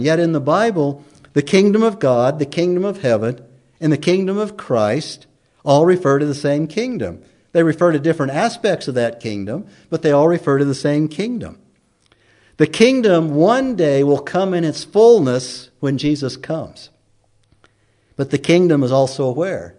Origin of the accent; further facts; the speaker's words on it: United States; also born or lived in Emmett; growing up in America in school, most of us recited the pledge day in and day out